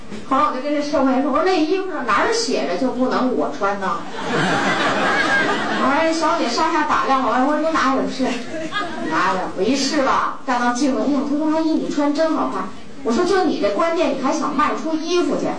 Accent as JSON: {"language": "Chinese", "town": "Xi'an", "region": "Shaanxi", "country": "China", "tie": "born or raised there", "said": "我的祖籍，我的出生地就在西安"}